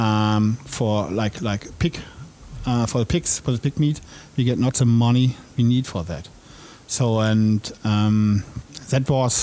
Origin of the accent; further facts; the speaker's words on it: Germany; as a European farmer, as a German farmer